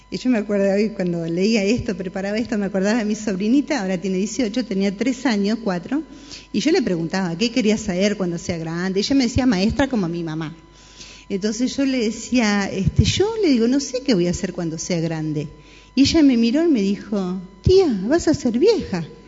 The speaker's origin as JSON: {"language": "Spanish", "country": "Argentina"}